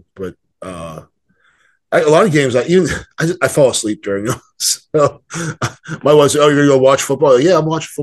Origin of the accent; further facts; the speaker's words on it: Philadelphia, Pennsylvania, United States; I was born in Philadelphia